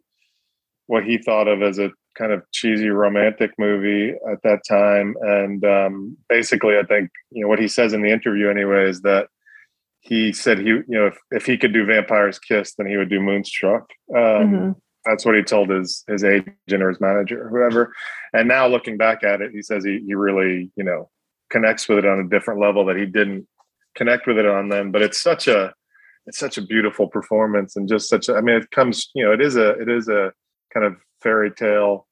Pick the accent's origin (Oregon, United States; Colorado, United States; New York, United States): New York, United States; New York City; moved away as an adult; now in Oxford, Mississippi, United States; growing up in Brooklyn